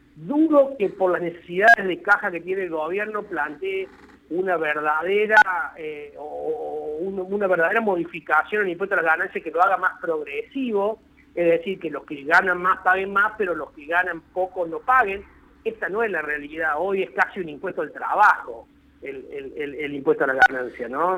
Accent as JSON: {"language": "Spanish", "country": "Argentina"}